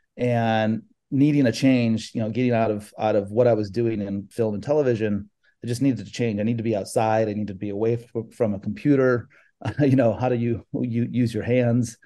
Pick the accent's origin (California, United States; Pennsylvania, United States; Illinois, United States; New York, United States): California, United States; born or raised there; moved away as an adult; also born or lived in Chicago; now in South Florida, United States